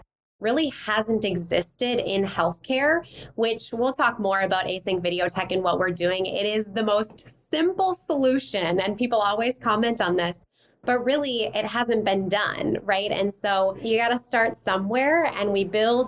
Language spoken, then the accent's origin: English; Minnesota, United States; moved away; also born or lived in Wisconsin / Baltimore, Maryland; Grew up in the Midwest, I'm originally from Minnesota